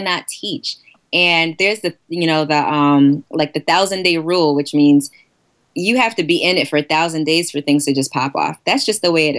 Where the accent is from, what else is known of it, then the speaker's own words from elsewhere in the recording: New York City, New York, United States; I'm actually from Queens, Queens, New York. Born and bred